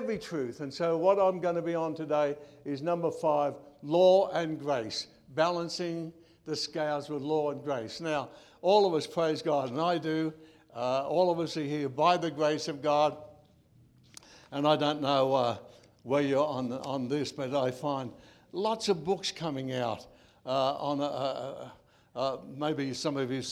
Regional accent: Australia; Being an Australian

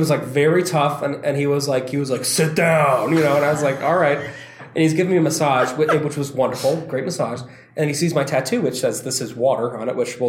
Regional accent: Nevada, United States; she'd go inside the desert. I'm from Nevada.

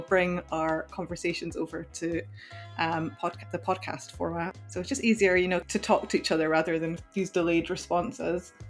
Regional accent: Scotland, United Kingdom; I'm European myself, I'm Scottish

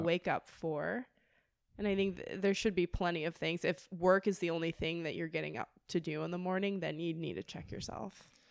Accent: Manhattan Beach, California, United States; I grew up in Manhattan Beach

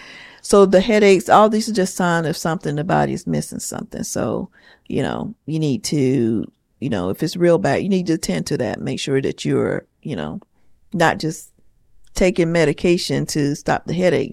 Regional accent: the South, United States; I'm from the South. I grew up on soul

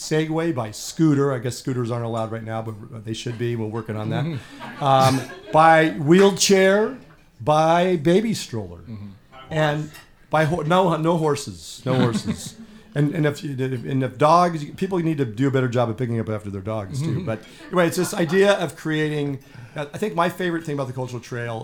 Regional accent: San Diego, California, United States; moved away; I grew up in San Diego

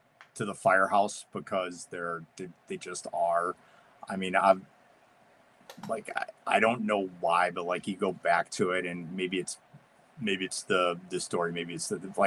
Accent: New England, United States; I'm from New England

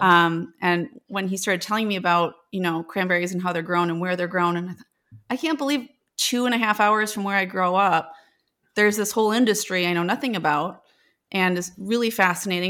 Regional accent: Janesville, Wisconsin, United States; So I'm originally from Janesville, Wisconsin

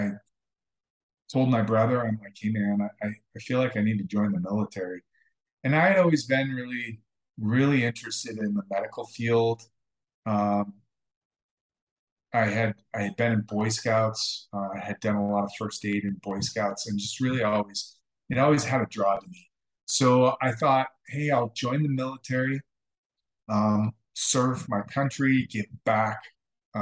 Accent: Stevensville, Montana, United States; now in Utah, United States; That's where I grew up. I grew up in Montana, lived out kind of in the sticks for most of my childhood near Stevensville, Montana

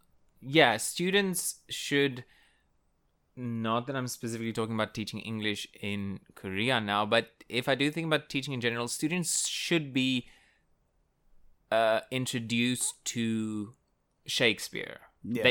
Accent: South Africa; first language Afrikaans; English is a second language; even the Afrikaans teachers as well, which is my native language

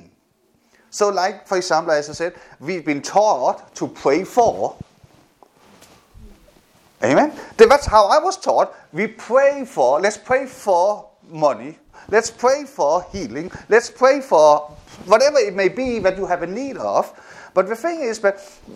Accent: Denmark; also born or lived in South Korea; when I got adopted to Denmark, that physically I was moved from Denmark, from South Korea to Denmark. But my head, my responses, my experiences were still in Korea

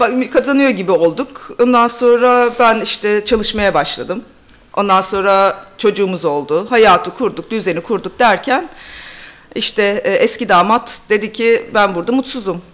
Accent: Bolu, Bolu Province, Turkey; moved away as an adult; also born or lived in Ankara / Durham, United Kingdom; now in London, United Kingdom; Türkiye'de Bolu'da büyüdüm, Ankara'da okudum

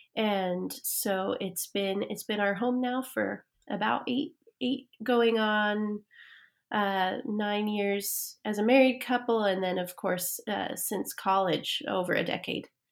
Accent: Fruitland, Idaho, United States; moved away; also born or lived in Emmett, Idaho; I grew up in Fruitland, named for the orchards that once existed there.

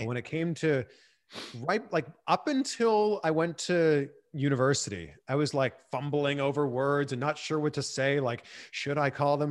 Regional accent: Pickering, Ontario, Canada; moved away as an adult; also born or lived in Vancouver / Cleveland / Miami / Fort Lauderdale; now in Los Angeles, United States; I'm originally from Pickering

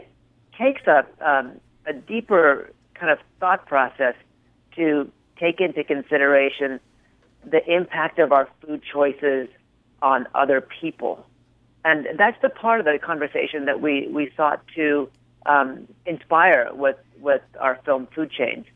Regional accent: California, United States; moved away as an adult; now in New York, United States; I grew up in California, a child of an agricultural

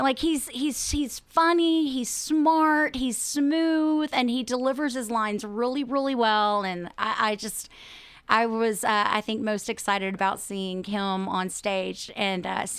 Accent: Brownwood, Texas, United States; also born or lived in Austin; I am actually from Brownwood, which is really amazing because, I mean, number one, Brownwood is amazing. It's one of the best places, I think, that you can live and grow up. So I have been here most of my life. I left for a little while to go to UT and graduated from UT.

